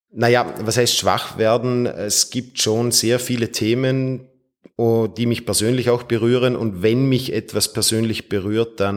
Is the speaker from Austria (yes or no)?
yes; Feldkirch, Vorarlberg, Austria; Geboren bin ich in Feldkirch und ich wohne auch in meiner Heimatstadt in Feldkirch.